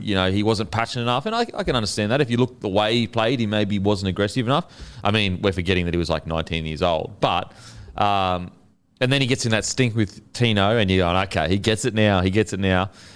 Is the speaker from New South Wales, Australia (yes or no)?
no; Queensland, Australia; as a Queenslander